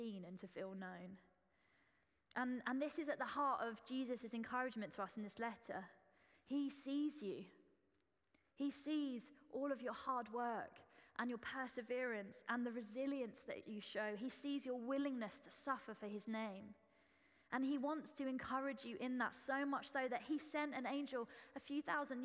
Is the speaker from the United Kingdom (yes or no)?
yes; Essex, East of England, United Kingdom; accent: Essex; moved away; Excuse the Essex accent, that's how it always is in my head. I am from Essex, so it's allowed